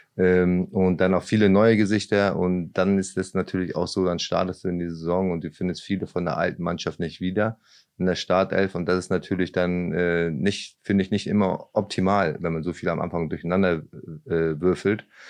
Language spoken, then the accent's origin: German; Lübeck, Schleswig-Holstein, Germany; moved away as an adult; also born or lived in Braunschweig; now in Osnabrück, Germany; ich bin ja in Lübeck aufgewachsen